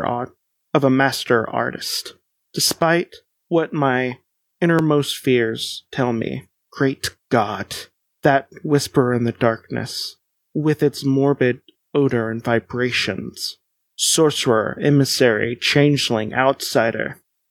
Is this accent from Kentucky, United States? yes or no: yes; Central Kentucky, United States; I'm not technically from Appalachia, so I'm from Central Kentucky.